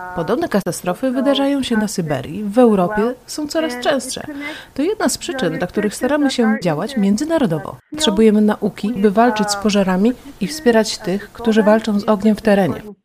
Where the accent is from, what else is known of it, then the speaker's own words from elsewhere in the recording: Spain; Urodziłam się w Hiszpanii